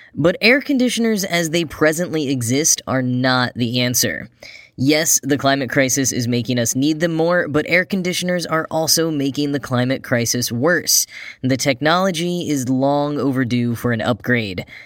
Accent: Grapevine, Texas, United States; Wally Funk is from my hometown, probably the first person from Grapevine, Texas to go to space

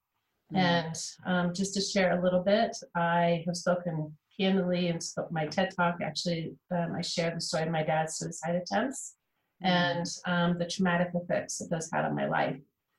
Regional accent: Kansas City, United States; I grew up in Kansas City. That's my hometown.

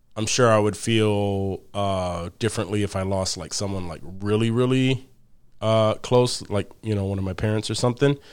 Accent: Rochester, New York, United States; we're, we're all from Rochester, New York.

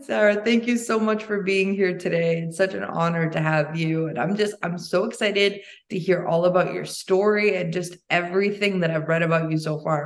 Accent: Albania; now in United States; I come from Albania and there, you know, when I was born, there was the communist collapse

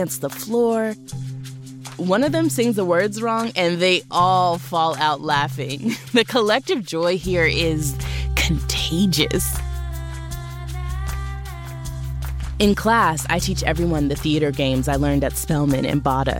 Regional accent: United States; I'm American.

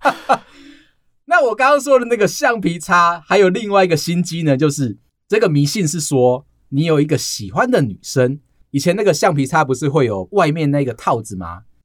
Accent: Taiwan; 他们会像我们台湾人一样

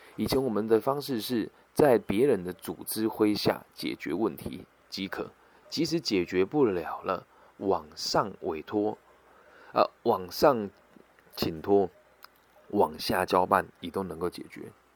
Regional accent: Taiwan; 我是来自台湾的

